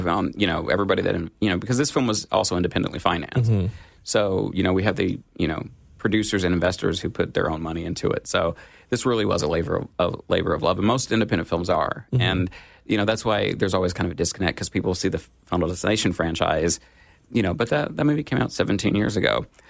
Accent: Kentucky, United States; I grew up like in Eastern Kentucky, so he kind of gets that kind of, you know

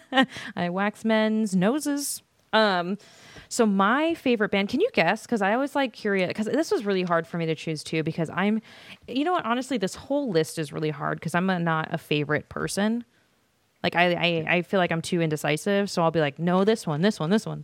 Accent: Las Vegas, Nevada, United States; I'm from Las Vegas and all of my damn high school people are here

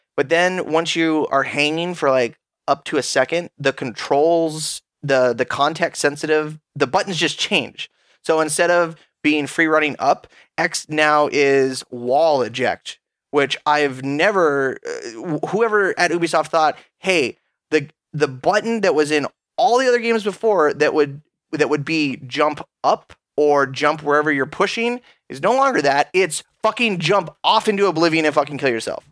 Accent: Alaska, United States; I'm from Alaska

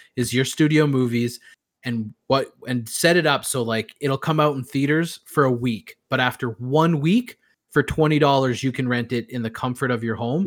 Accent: Canada; I as a Canadian

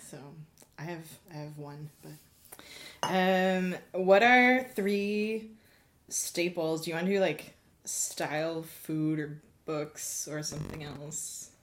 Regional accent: Gatineau, Quebec, Canada; I'm from Gatineau

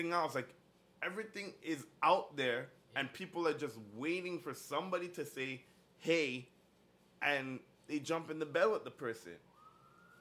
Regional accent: Ajax, Ontario, Canada; I'm from Ajax

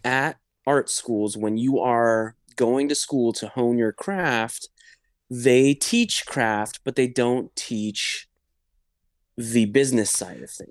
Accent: Los Angeles, California, United States; first language English; I'm Persian. I was born in L A, so I kind of, you know, English is my first language

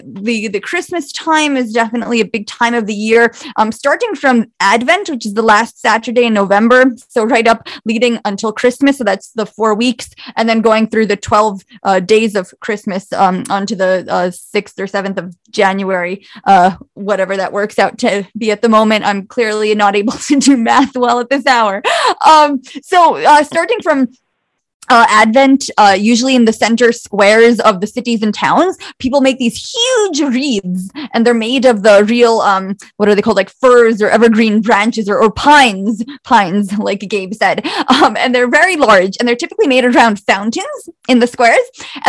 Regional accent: Bosnia & Herzegovina; I am ethnically Croat and I'm from Bosnia originally

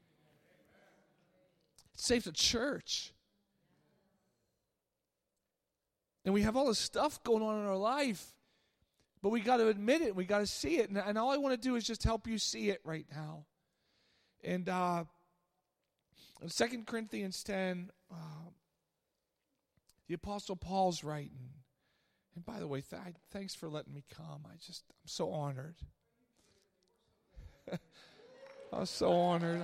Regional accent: Pittsburgh, Pennsylvania, United States; I grew up in Pittsburgh

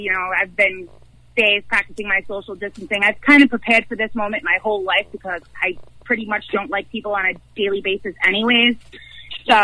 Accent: Rhode Island, United States; I'm from Rhode Island.

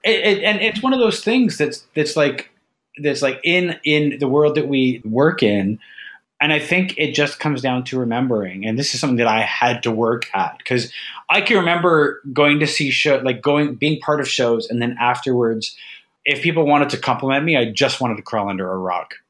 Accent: Ajax, Ontario, Canada; moved away as an adult; also born or lived in Mississauga; I moved away from Ajax to Mississauga uh, for just before, like once I finished high school

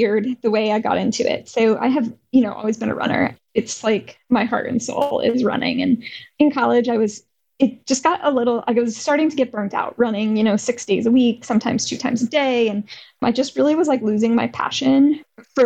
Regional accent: Arizona, United States; growing up in Arizona

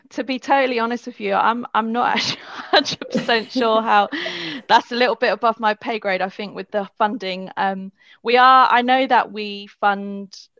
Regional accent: London, United Kingdom; I'm from London as well, so I've grown up using the tube.

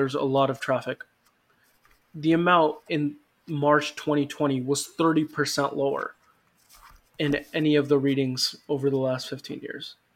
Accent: India; because I am from India

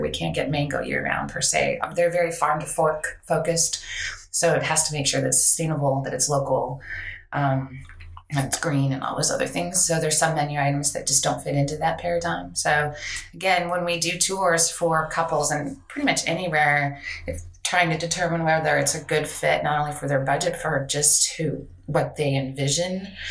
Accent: Colorado, United States; moved away as an adult; now in Virginia, United States; I'm from Colorado. Are Colorado native? Went to CU

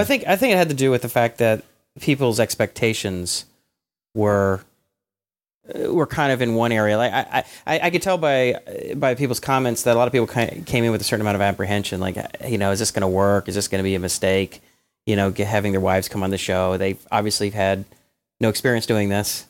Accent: Atlanta, Georgia, United States; growing up in Atlanta

